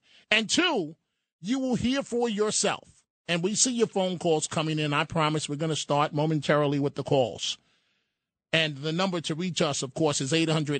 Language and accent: English; New York City, New York, United States; When I was growing up in New York City, it was actual food stamps.